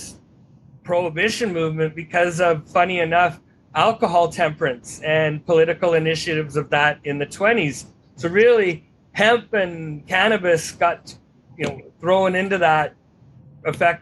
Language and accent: English; Vancouver, British Columbia, Canada; also born or lived in Texas; I grew up and I'm from the Pacific Northwest, despite living in a few years in Texas